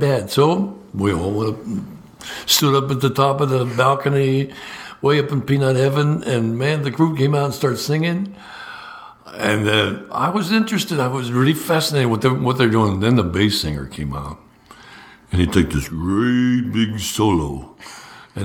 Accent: Pennsylvania, United States; moved away; I'm from Pennsylvania

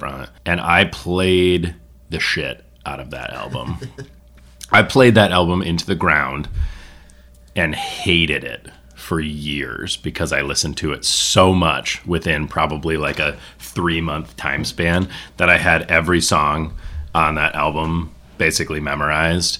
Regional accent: Mackinaw City, Michigan, United States; It's not rural. That's the one weird thing about Mackinac City in terms of being from northern Michigan

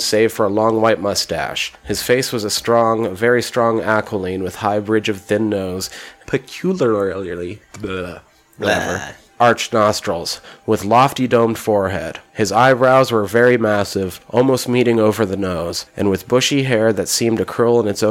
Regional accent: Montana, United States; I grew up in a very, like, rural part of the United States

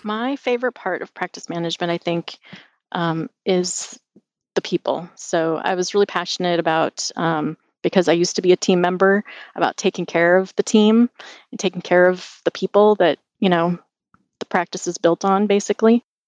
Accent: Spokane, Washington, United States; also born or lived in Seattle, Washington; I grew up in Spokane, Washington. Um, it's on the east side of the state

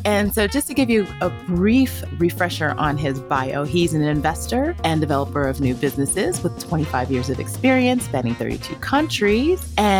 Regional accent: Colorado, United States; moved away as an adult; also born or lived in Ghana; now in New York, United States; coming to you from a chilly Colorado. I think I've mentioned before that I grew up here in Colorado, so I'm here for part of the holidays, actually flying out back to New York today

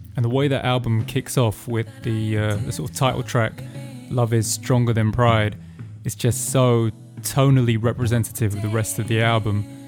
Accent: England, United Kingdom; I'm English

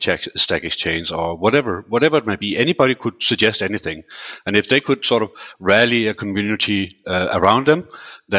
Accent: Denmark; also born or lived in United Kingdom; now in Switzerland; originally I was born and raised in Denmark

